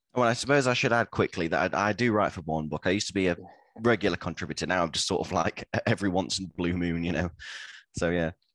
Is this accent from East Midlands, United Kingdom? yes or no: yes; Lincoln, East Midlands, United Kingdom; I'm from Lincoln, which is a, a, seat that doesn't get talked about much.